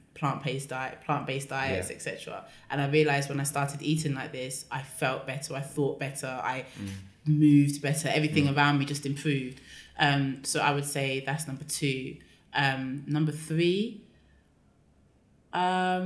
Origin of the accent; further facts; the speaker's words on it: London, United Kingdom; I'm from London